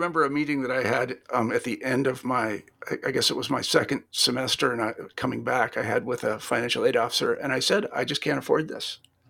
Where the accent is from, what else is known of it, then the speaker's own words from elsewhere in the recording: Kansas, United States; moved away; I'm from Kansas originally